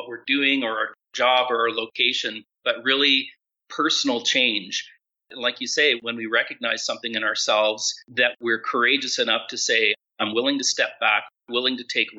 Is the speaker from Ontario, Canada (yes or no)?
yes; Ottawa, Ontario, Canada; now in Cancun, Mexico; Today, I'm in Colorado Springs. Our family is currently living in Cancun. We are originally from the Ottawa area.